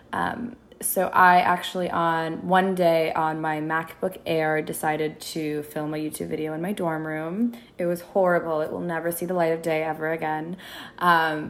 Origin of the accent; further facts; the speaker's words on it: Minneapolis, Minnesota, United States; moved away as an adult; also born or lived in Sudan (ancestry); now in Los Angeles, United States; I was born and raised in Minneapolis. I'm originally Sudanese. I moved to LA a couple of years ago.